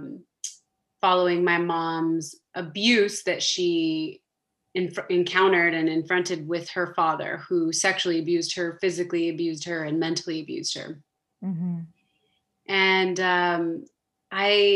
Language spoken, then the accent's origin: English; Southern California, United States; moved away as an adult; now in Switzerland; I'm from Southern California, born and raised, first generation on my dad's side, second generation on my mom's side.